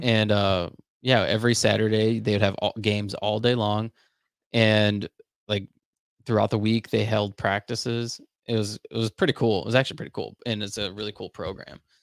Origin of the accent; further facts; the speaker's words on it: Charlotte, North Carolina, United States; growing up in Charlotte, I was a part of, uh, this program called Upwards